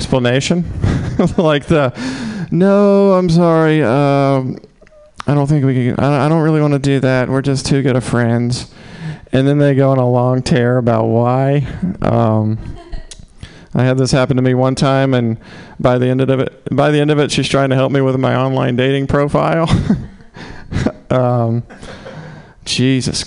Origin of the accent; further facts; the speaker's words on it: the South, United States; accent: southern; moved away; I'm from the South